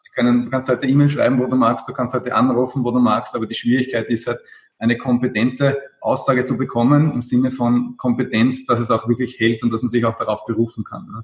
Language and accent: German; Austria; Also speziell bei uns in Österreich